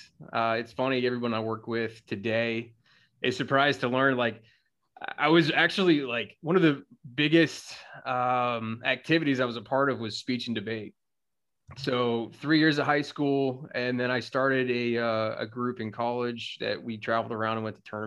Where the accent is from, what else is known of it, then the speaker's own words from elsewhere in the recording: South Carolina, United States; moved away as an adult; also born or lived in Colorado / Wyoming; I'm from South Carolina